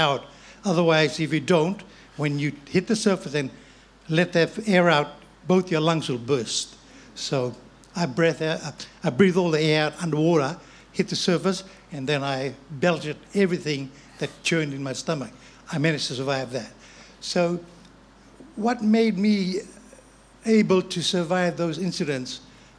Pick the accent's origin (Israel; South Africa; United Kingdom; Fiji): Fiji; moved away; I was born and bred in Fiji of Chinese heritage